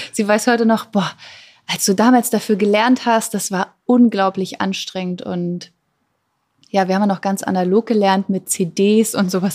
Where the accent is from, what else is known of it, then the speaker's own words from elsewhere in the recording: Germany; geboren bin ich ja am Rand von Berlin, wirklich super ländlich. Damals 1984